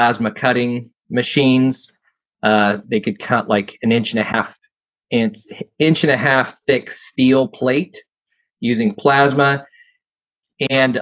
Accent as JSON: {"language": "English", "region": "Midwest", "country": "United States", "said": "where I'm from the Midwest, heart of manufacturing"}